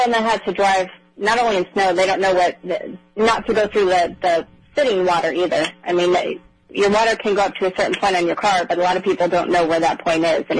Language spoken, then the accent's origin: English; Colorado, United States; also born or lived in Florida; now in South Carolina, United States; I grew up, when I was younger, I grew up in Colorado